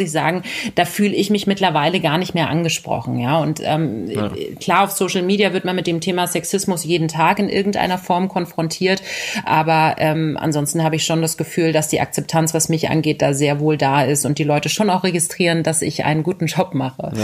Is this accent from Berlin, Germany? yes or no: yes; Berlin, Germany; ich bin ein ähm, Berliner Kind, äh, Kind des Westens sozusagen. Und ah. ähm, das war die Hertha. Ich bin auch in der Nähe vom Stadion äh, groß geworden